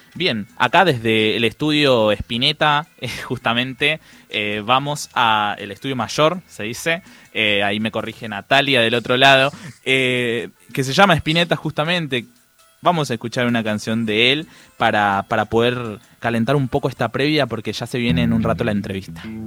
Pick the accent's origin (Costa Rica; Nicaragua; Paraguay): Paraguay; Spanish is a second language; also born or lived in Villa 21-24, Buenos Aires; now in Buenos Aires, Argentina; yo soy paraguayo. Entonces, la verdad es que yo hablo mal, hablo mal el castellano